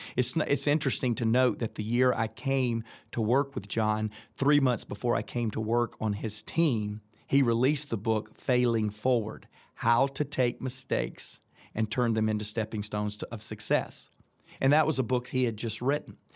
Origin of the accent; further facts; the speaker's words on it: Atlanta, Georgia, United States; accent: Southern; I'm from Atlanta, Georgia